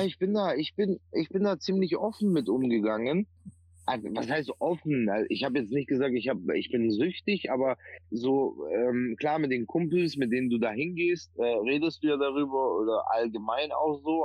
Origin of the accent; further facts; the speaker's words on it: Bavaria, Germany; now in Oldenburg, Germany; komme gebürtig aus Bayern